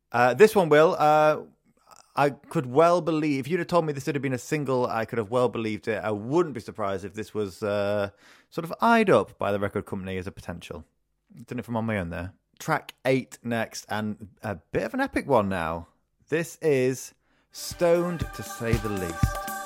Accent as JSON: {"language": "English", "town": "Retford", "region": "East Midlands", "country": "United Kingdom", "tie": "born or raised there", "moved": "yes", "said": "my hometown of Retford"}